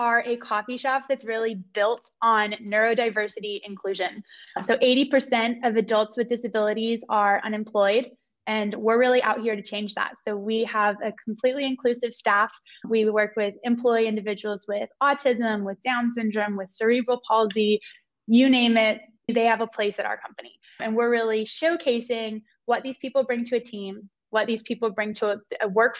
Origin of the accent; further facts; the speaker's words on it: Cary, North Carolina, United States; I'm from Cary, North Carolina. So right down the road from Raleigh, born and raised